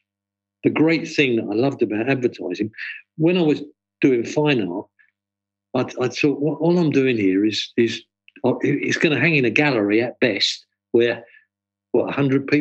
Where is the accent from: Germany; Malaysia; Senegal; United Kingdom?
United Kingdom; London; moved away; also born or lived in New York; growing up in East London